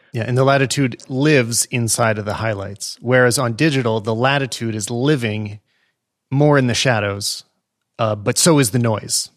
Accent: Western Canada, Canada; I grew up in Western Canada

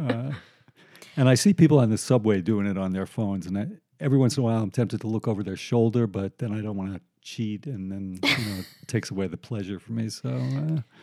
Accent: Long Island, New York, United States; I grew up on Long Island. Um, I was born in New York, lived here till I was like five, moved to Long Island

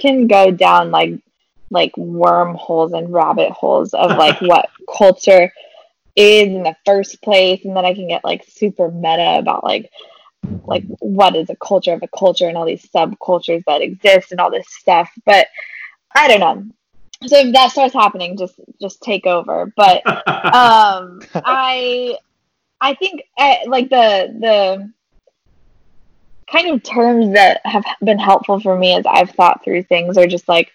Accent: San Diego, California, United States; also born or lived in Phoenix, Arizona; I am originally from San Diego and have recently moved back to this area of Southern California after spending 5 beautiful years in the hot desert of Phoenix, Arizona

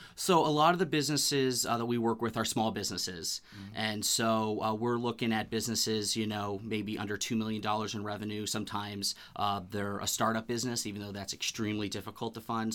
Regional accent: Bedford, New Hampshire, United States; I grew up in Bedford, New Hampshire, went to UNH uh, for my undergrad and my master's degree. So I'm a New Hampshire boy

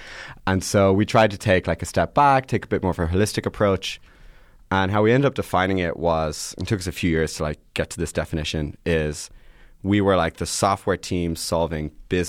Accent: Ireland; also born or lived in Boston, United States / London, United Kingdom / Atlanta, United States / New York, United States; now in San Francisco, United States; Yeah. So I did a whole tour around the world. I was born in Boston. I lived in London, Atlanta, London, Ireland, New York, Ireland, San Francisco. And so, but I mostly grew up in Irela

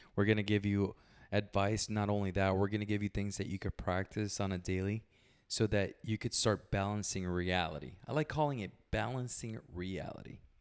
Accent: Puerto Rico; moved away; I was born in Puerto Rico, small little place.

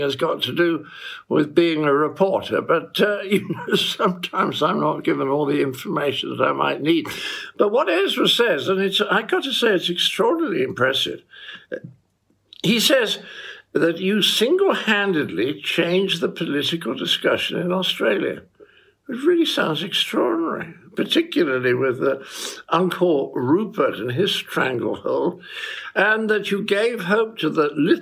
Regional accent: England, United Kingdom

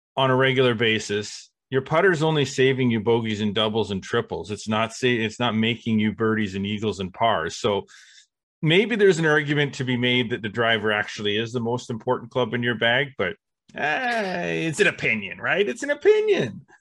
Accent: Canada; we are Canadian

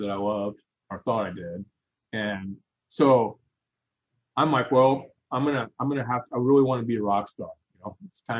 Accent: Indiana, United States; Grace College Theological Seminary is right here, which is Grace Brothers College is right here in my hometown.

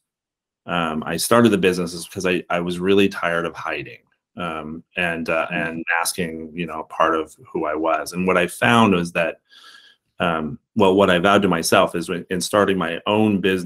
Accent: Montana, United States; moved away as an adult; I'm a native Montanan

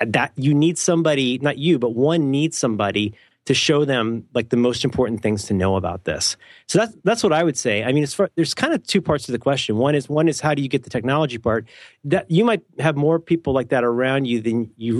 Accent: Ohio, United States; I'm from Ohio.

